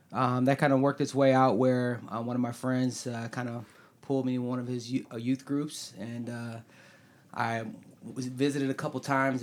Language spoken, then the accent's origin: English; United States; I'm from the Quad City area. I lived here my entire life